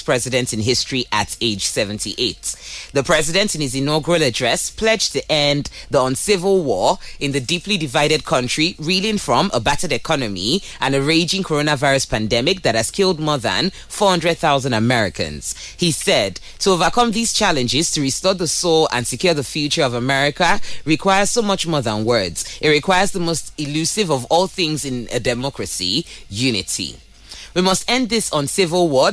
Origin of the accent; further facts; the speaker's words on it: Nigeria; I'm Nigerian